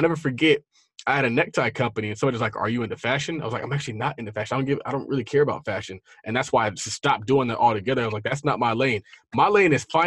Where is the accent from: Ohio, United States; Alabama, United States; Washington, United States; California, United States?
California, United States; San Diego; I'm from San Diego